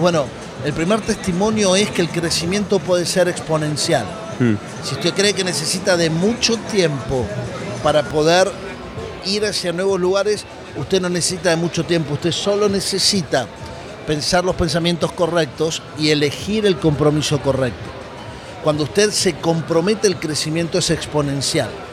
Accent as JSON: {"language": "Spanish", "region": "Buenos Aires", "country": "Argentina", "tie": "born or raised there", "moved": "as an adult", "lives_now": "Miami, United States", "said": "Nací en la República Argentina, en Buenos Aires, viví hasta hace 10 años en Argentina, ahora vivo en Miami"}